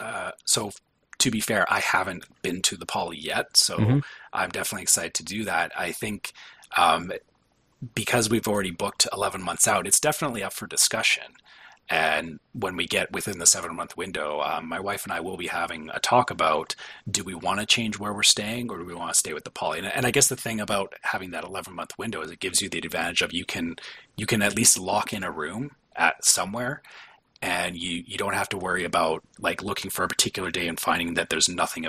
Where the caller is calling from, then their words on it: Canada; I'm flying from Canada, so I plan as far out ahead as I possibly can.